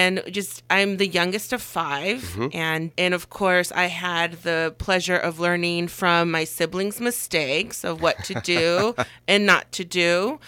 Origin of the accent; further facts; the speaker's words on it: Puebla, Mexico; born there; So I was born in Mexico, the state of Puebla, and Puebla is not a common state that people mention here in the valley so much.